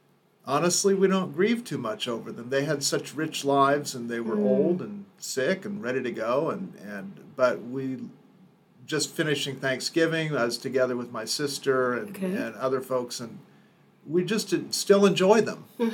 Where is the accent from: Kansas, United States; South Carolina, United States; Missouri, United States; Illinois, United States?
Kansas, United States; Overland Park; I grew up in Kansas. I grew up in Overland Park